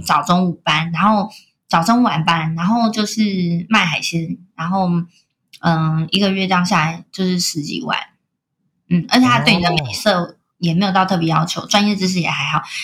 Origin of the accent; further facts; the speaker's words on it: Kaohsiung, Taiwan; now in Taipei, Taiwan; 像我是高雄人，我从中南部上来台北工作